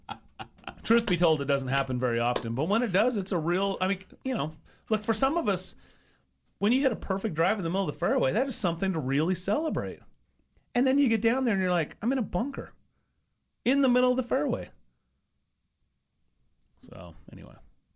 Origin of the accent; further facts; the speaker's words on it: Idaho, United States; I'm from Idaho